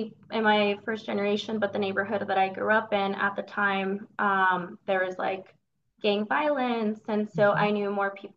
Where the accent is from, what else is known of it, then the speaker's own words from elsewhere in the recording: Denver, Colorado, United States; I grew up in the North Denver area. So I'm a Denver native